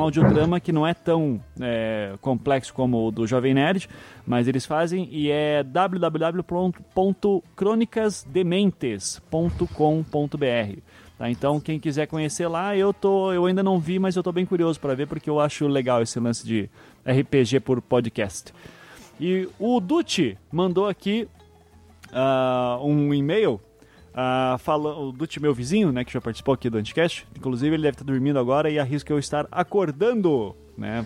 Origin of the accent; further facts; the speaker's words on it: Curitiba, Paraná, Brazil; eu sou curitibano